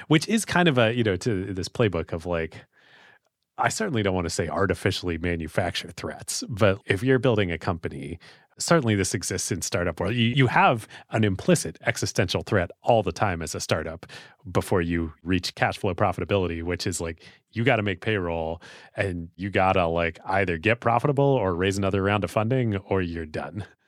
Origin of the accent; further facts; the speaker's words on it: United States; as an American